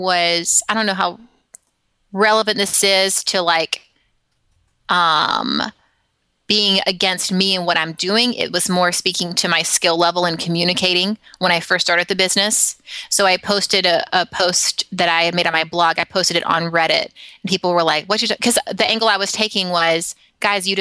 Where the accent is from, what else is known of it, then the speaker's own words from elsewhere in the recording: Alabama, United States; now in San Francisco, United States; when I was growing up in Alabama, I'm in San Francisco now, I grew up in Alabama